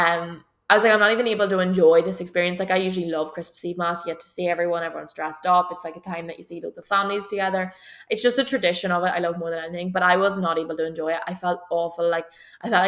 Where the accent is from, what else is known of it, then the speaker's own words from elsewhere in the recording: Belcoo, Northern Ireland, United Kingdom; we're from Belco